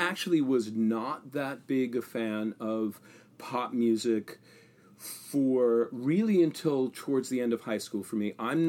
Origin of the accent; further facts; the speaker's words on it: Long Island, New York, United States; I grew up on Long Island. I'm a Long Island Jewish boy.